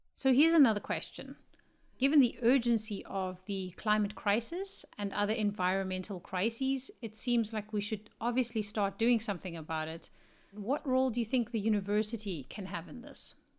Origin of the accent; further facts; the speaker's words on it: Namibia; I am from Namibia